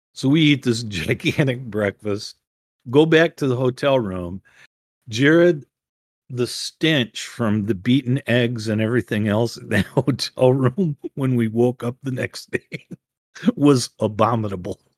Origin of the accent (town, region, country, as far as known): Ann Arbor, Michigan, United States